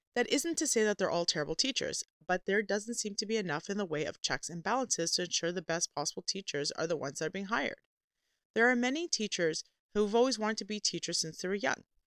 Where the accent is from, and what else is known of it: Canada